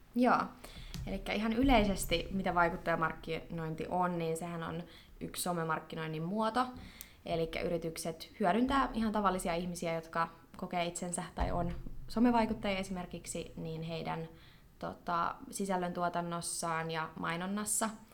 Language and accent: Finnish; Finland; moved away as an adult; also born or lived in United States; kun tulin takaisin Suomeen ja tein lukion tämän loppuun